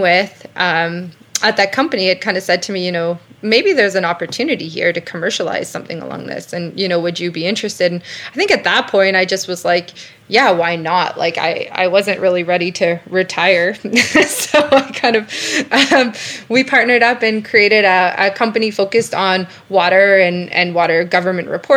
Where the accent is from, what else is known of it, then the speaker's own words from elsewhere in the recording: Calgary, Alberta, Canada; I grew up in Calgary